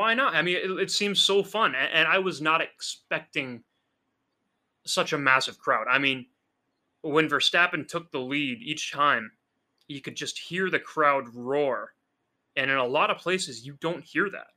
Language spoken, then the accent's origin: English; United States; as an American